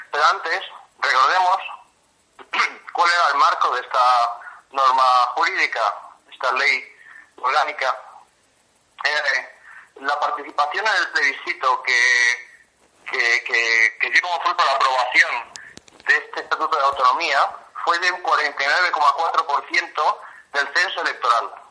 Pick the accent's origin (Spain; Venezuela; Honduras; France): Spain; Catalonia; yo que soy catalán